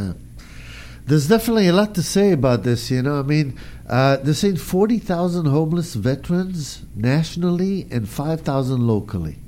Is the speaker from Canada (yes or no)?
no; Israel; now in United States; I grew up in Israel